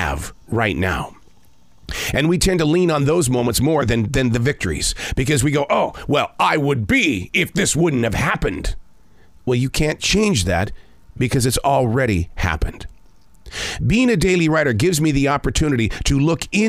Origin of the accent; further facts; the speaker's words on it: United States; as an American daily writer